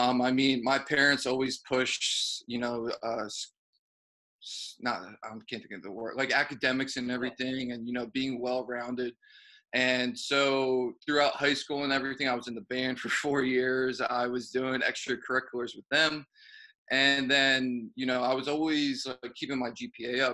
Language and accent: English; Ewing, New Jersey, United States; moved away as an adult; now in New York City, United States; I'm from Ewing